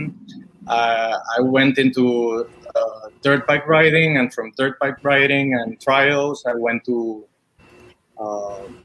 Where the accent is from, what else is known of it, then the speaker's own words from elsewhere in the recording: Lima, Peru; moved away; I grew in Lima. Back in Peru.